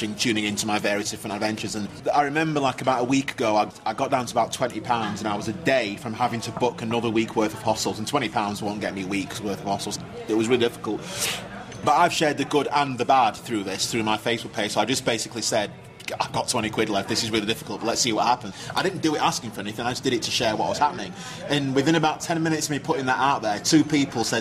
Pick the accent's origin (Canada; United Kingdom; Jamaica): United Kingdom; Sheffield, Yorkshire and the Humber; accent: northern; I'm from Sheffield